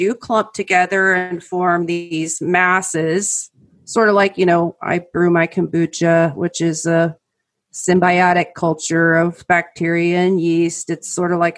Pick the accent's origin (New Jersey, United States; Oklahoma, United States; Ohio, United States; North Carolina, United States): Oklahoma, United States; all of my years growing up in Oklahoma